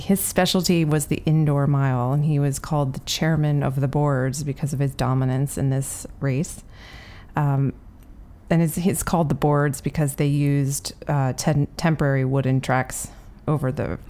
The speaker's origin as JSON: {"language": "English", "country": "Ireland", "said": "I'm Irish."}